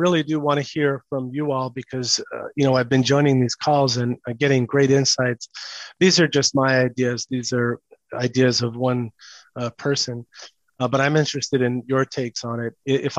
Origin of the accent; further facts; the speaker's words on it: New York City, New York, United States; It's called The Hated Ones. And it's about growing up in New York City in the 70s and sort of mid 70s and 80s.